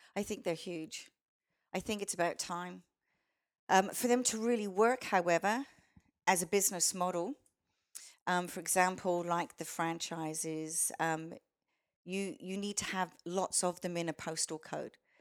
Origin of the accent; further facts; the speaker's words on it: Australia; accent: Australian; also born or lived in Canada; they loved my accent. I didn't think it was that Australian, but to them it was